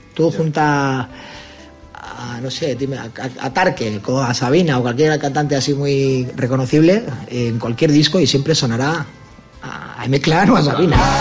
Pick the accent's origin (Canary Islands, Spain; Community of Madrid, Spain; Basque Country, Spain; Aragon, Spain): Basque Country, Spain; Bilbao; Nosotros somos independentistas, no de Euskadi, no, Bilbao